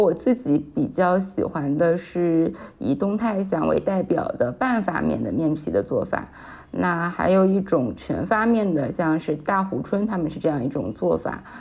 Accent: Shanghai, China; also born or lived in Anhui / Hangzhou; 我从小是在上海长大的，但是因为我，呃，家里的关系，还有爸爸现在的工作调动，所以我是在，呃，上海和安徽两个地方就是居住。然后我自己的话，一八一九年我是有在杭州，呃，工作和居住过大半年的时间

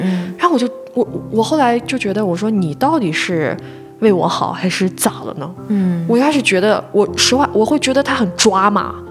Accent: northern China, China; 因为我是北方人，北方男孩儿个子又都高

